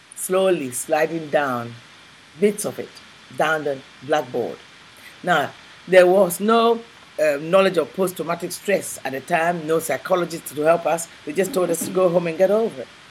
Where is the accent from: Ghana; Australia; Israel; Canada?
Ghana; moved away as an adult; also born or lived in England; I was born in Ghana, West Africa, and I went uh, from there to England